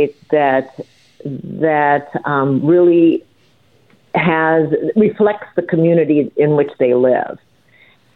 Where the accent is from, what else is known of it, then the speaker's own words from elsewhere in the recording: Northern Iowa, United States; when I was a kid growing up in Northern Iowa with a big family